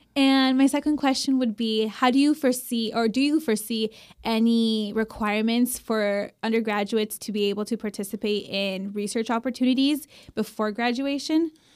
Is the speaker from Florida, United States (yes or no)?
yes; Miami, Florida, United States; moved away as an adult; now in Davis, United States; I'm originally from Miami, Florida.